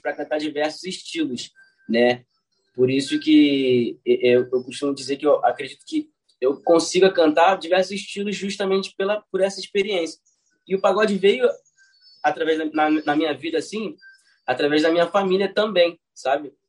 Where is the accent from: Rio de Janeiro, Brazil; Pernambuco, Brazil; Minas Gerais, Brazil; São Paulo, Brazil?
Rio de Janeiro, Brazil; nascido e criado no bairro do Catete, foi onde é, eu cresci, né? E tô lá até hoje